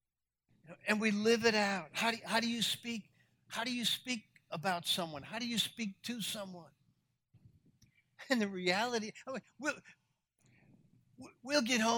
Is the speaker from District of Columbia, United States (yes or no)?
no; New York City, New York, United States; I grew up in New York City